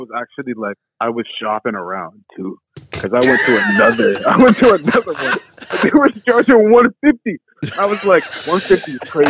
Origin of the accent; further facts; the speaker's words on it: New York, United States; I'm from New York.